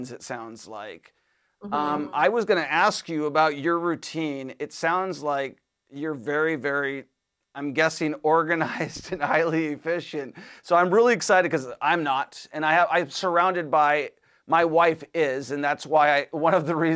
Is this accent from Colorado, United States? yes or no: no; Washington, United States; moved away; I'm from Washington State originally